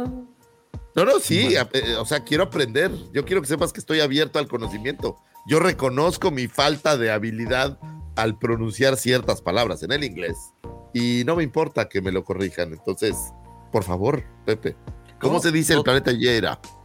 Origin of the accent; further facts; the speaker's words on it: Mexico City, Mexico; los que somos aquí chilangos